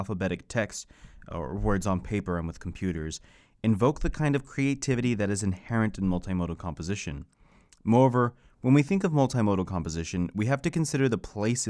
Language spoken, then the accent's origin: English; Texas, United States; now in Lansing, United States; I'm a Texan